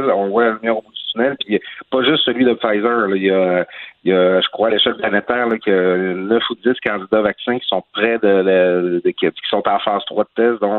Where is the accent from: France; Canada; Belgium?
Canada; Quebec; now in Quebec City, Canada; comme tu sais, c'est ma région d'origine